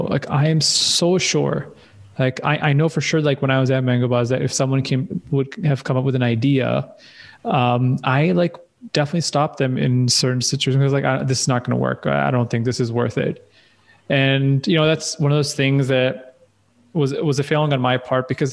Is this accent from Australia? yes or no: no; Pakistan; growing up in Pakistan is very different